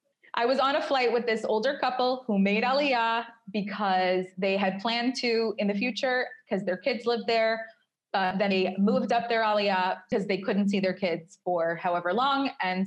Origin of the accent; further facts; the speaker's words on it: New York, United States; now in Tel Aviv, Israel; if I go on a date with someone from Tel Aviv and they say, where are you from? And I say New York, they get personally angry that I had the audacity to leave New York